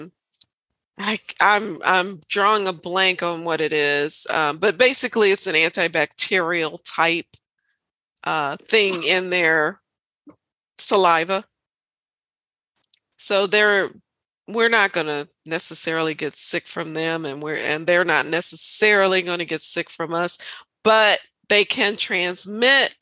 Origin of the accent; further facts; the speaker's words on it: Maryland, United States; I'm from Maryland